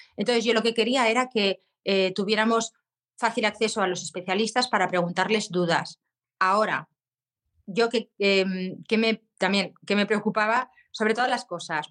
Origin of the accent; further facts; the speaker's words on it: Zaragoza, Aragon, Spain; soy de Zaragoza